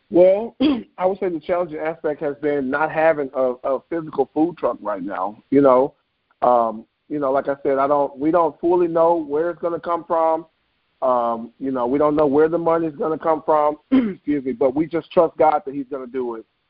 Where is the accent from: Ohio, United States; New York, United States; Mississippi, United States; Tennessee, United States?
Tennessee, United States; Memphis; moved away as an adult; now in Bloomington, United States; I am from Memphis, Tennessee. Uh, born and raised. Uh, I now reside in Bloomington, Illinois.